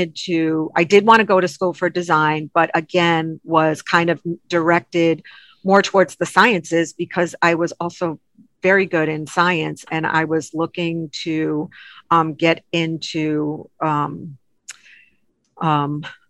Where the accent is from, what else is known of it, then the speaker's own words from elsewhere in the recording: Rhode Island, United States; moved away as an adult; now in Chicago, United States; I grew up in Little Rhodey, Rhode Island